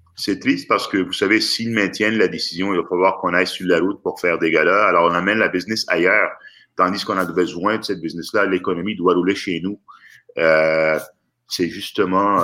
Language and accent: French; Quebec, Canada; chez nous au Québec